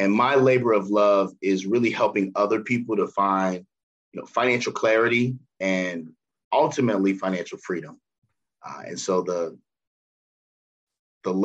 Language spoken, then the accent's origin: English; Cincinnati, Ohio, United States; I born and raised in Cincinnati, middle class, both my parents working